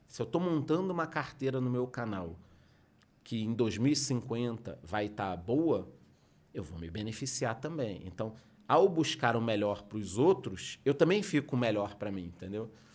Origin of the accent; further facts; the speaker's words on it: Rio de Janeiro, Brazil; moved away as an adult; now in southern Brazil; eu sou carioca, estudei no Rio, fiz faculdade no Rio